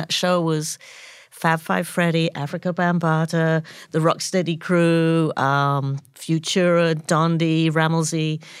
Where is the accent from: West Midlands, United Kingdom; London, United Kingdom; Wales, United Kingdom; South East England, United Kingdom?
London, United Kingdom; moved away as an adult; now in United States; I grew up in London and I came out of art school